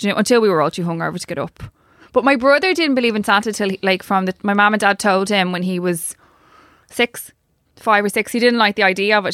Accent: Ireland; I actually love being Irish

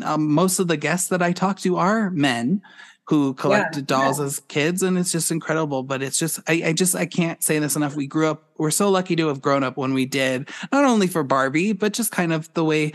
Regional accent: Boulder, Colorado, United States; I grew up in Boulder

